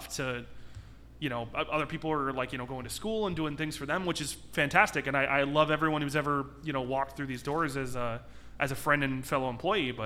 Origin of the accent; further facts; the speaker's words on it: South Elgin, Illinois, United States; also born or lived in Aurora, Illinois; I'm from South Elgin, technically